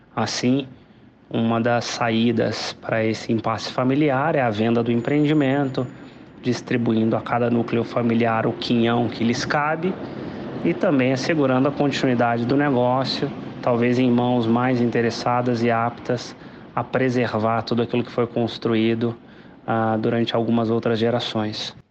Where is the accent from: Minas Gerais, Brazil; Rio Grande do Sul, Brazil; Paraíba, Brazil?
Minas Gerais, Brazil; como bom mineiro